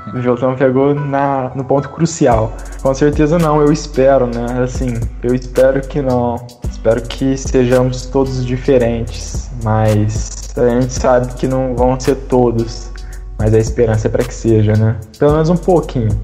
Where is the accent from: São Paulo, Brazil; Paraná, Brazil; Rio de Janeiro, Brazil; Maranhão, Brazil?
São Paulo, Brazil; Franca; also born or lived in Uberlândia; sou de Franca, tenho 18 anos, participo lá do Centro Luz e Amor